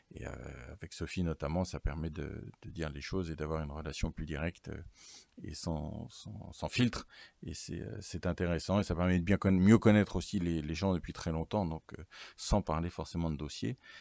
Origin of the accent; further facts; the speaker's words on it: Alençon, Normandy, France; also born or lived in Bayeux / Caen; je ne suis pas originaire de l'Orne ni, euh, d'Alençon